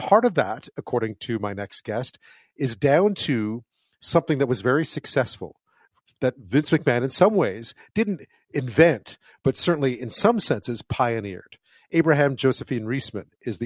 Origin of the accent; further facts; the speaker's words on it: Montreal, Quebec, Canada; I grew up in Montreal